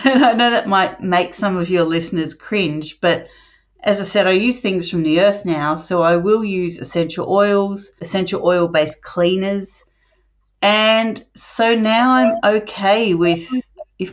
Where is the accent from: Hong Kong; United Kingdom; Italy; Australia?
Australia; Melbourne, Victoria; I was born in Melbourne. Now I live outside Melbourne